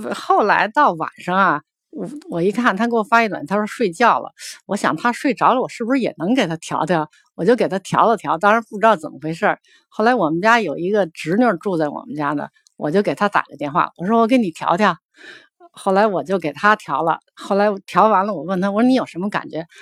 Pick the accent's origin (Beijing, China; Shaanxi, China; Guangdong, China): Beijing, China; 我是来自北京的